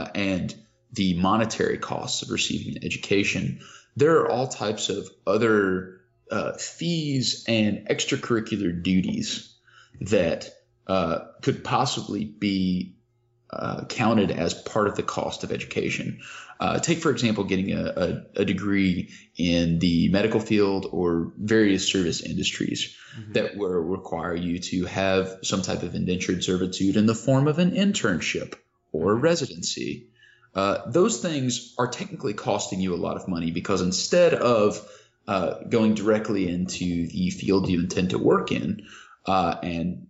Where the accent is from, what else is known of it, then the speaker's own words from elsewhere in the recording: Kentucky, United States; I grew up in Kentucky